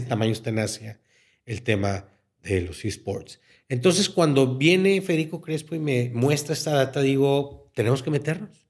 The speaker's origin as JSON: {"language": "Spanish", "country": "Mexico", "said": "Somos mexicanos."}